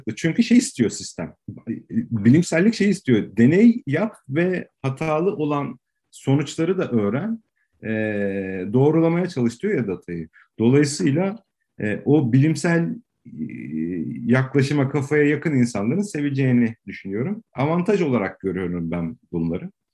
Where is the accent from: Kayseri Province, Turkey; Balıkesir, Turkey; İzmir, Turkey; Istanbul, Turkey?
Istanbul, Turkey; 77 doğumluyum, Tarabyalıyım